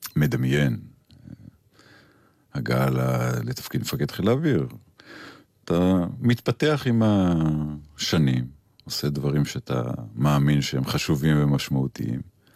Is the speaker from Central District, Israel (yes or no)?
yes; Kfar Saba, Central District, Israel; אני גדלתי במקום שלא הכרתי טייסים. גדלתי ברמתיים ובכפר סבא